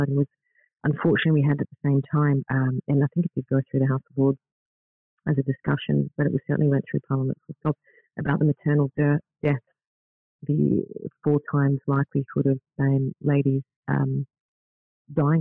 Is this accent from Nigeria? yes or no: no; Australia; moved away as an adult; also born or lived in Netherlands / Spain / Philippines; now in Scotland, United Kingdom; growing up in Australia